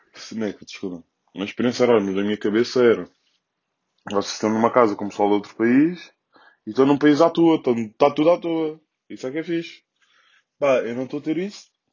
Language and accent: Portuguese; Loures, Lisbon, Portugal; aqui na minha zona, sou da Portela, ao pé da Expo